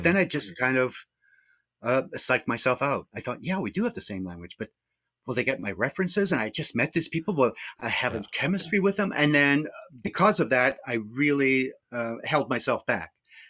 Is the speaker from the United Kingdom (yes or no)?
yes; Scotland, United Kingdom; born there; I mean, I was fortunate in a way in that I was born in Scotland. So at home, I had a lot of British influences.